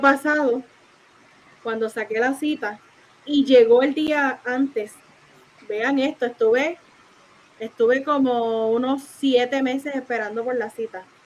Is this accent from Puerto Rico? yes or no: yes; Isabela, Puerto Rico; yo soy de Isabel